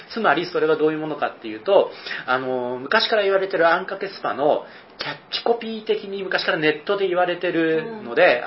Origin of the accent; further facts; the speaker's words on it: Kyushu, Kagoshima, Japan; moved away as an adult; also born or lived in Osaka / Nagoya; 僕はあの、九州、鹿児島の出身で